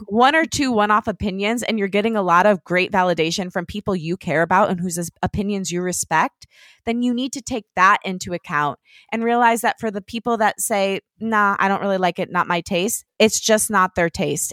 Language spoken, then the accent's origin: English; Detroit, Michigan, United States; moved away; Detroit, which is where I'm from